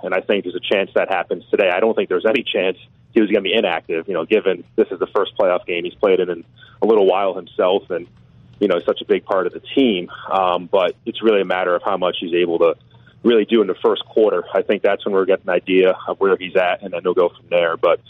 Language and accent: English; Boston, Massachusetts, United States; moved away; I grew up in Boston.